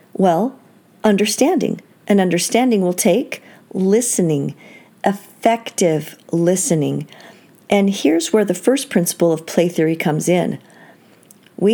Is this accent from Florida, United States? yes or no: no; Seattle, Washington, United States; I grew up in Seattle